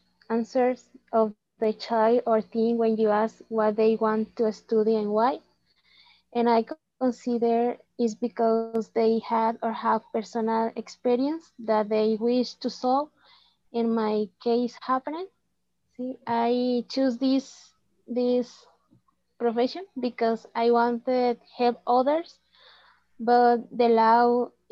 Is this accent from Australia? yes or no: no; Colima, Mexico; English is a second language; also born or lived in Cofradía de Suchitlán; I was born in Colima, Mexico. And I live in Cofradía de Suchitlán with my parents, my twin sister, my brother, and his family. I am 23 years old.